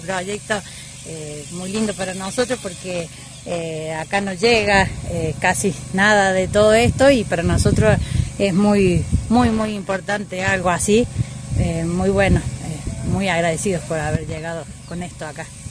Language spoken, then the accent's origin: Spanish; Córdoba, Argentina; soy de Cañada, pero hace un año que estoy viviendo acá, estoy trabajando. Eh, soy acá de la zona.